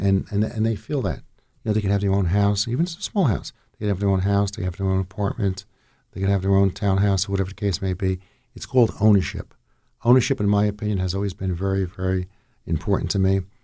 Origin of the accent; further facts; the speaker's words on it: Jersey City, New Jersey, United States; now in Ocean County, United States; I'm originally from North Jersey. I'm a Jersey City guy